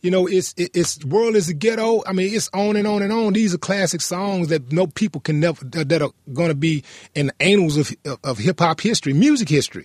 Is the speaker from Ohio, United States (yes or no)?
no; Houston, Texas, United States; we're both from Fifth Ward